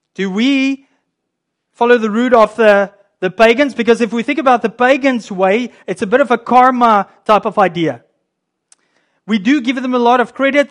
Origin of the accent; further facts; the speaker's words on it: South Africa; now in Canada; I'm a Canadian, by the way. I do come from South Africa, but I, I'm a Canadian now.